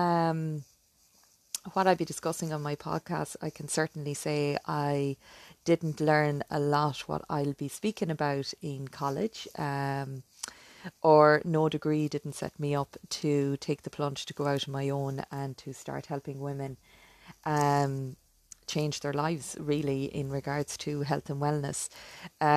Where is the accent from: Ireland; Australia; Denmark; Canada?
Ireland; accent: Irish; I'm living in the beautiful country of Ireland. You probably can tell from my accent.